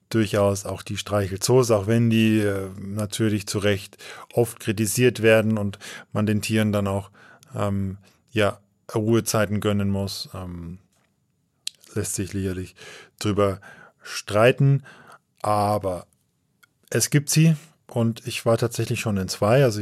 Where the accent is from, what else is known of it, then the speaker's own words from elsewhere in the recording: Tambach, Bavaria, Germany; Und weil es einfach der nächste ist zu meinem Wohnort, zu meiner Heimat, Schloss Tambach im Wildpark in Tambach, der auch schön groß ist, recht groß ist.